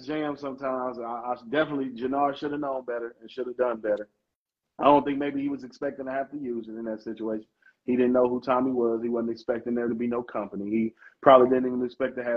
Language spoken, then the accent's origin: English; Chicago, Illinois, United States; my favorite show in my hometown again, like Hardball